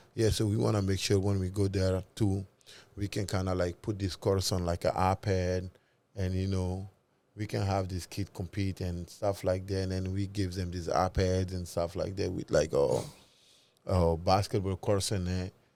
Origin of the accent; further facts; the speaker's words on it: Mali; we are both from Mali